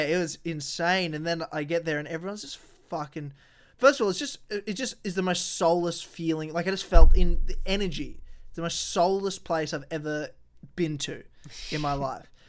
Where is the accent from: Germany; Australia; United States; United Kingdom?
Australia; Victoria; now in Brisbane, Australia; when I was growing up in Victoria